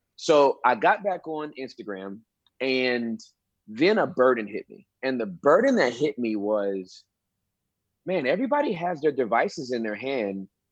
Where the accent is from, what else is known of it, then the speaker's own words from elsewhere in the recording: Inglewood, California, United States; now in Texas, United States; I'm originally from Southern California, Inglewood, and uh, I moved to Texas in 1997